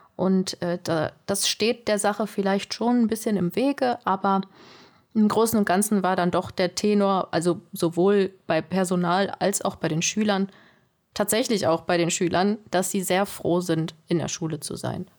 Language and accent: German; near Duisburg, North Rhine-Westphalia, Germany; moved away; ich komme nicht hier aus der Region, ich komme vom Niederrhein, äh, Richtung Duisburg da die Ecke.